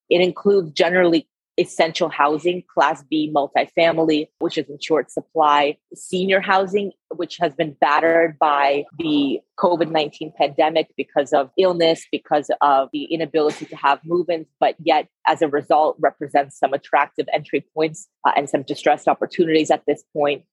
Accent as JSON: {"language": "English", "region": "California", "country": "United States", "tie": "born or raised there", "also_born_or_lived": "Russia / San Francisco Bay Area / Philadelphia / London", "moved": "as an adult", "said": "I was born in Russia, so I'm a first generation immigrant, grew up in California"}